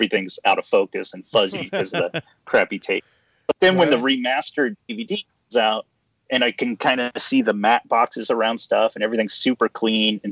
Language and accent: English; Ohio, United States; now in Los Angeles, United States; growing up in Ohio